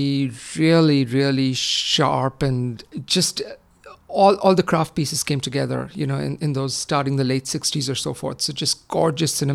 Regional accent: Mumbai, Maharashtra, India; moved away; I grew up in Bombay

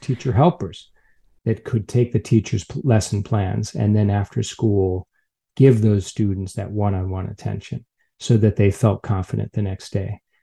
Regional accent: Chicago, Illinois, United States; now in San Francisco, United States; I'm from Chicago originally

